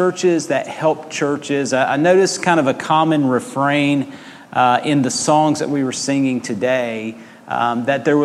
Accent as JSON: {"language": "English", "country": "United States", "tie": "born or raised there", "also_born_or_lived": "Georgia, United States / Mississippi, United States / Arkansas, United States", "moved": "yes", "said": "I grew up in Georgia and Mississippi, and now Arkansas a little bit as well"}